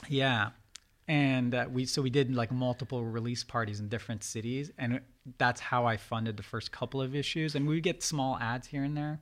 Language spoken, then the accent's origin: English; Reston, Virginia, United States; born or raised there; first language Farsi; English is a second language; also born or lived in Iran / Turkey